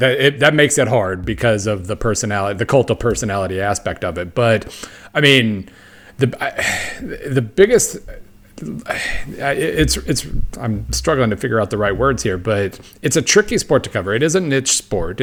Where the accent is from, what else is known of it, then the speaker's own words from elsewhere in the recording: Oklahoma, United States; I grew up in Oklahoma